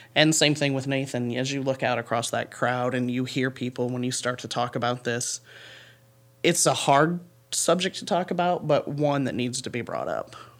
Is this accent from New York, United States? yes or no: no; Paulding County, Northwest Ohio, United States; I grew up in Paulding County, and so this is home for me, um, Northwest Ohio